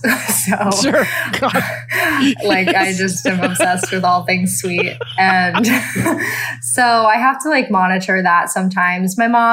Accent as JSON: {"language": "English", "region": "Texas", "country": "United States"}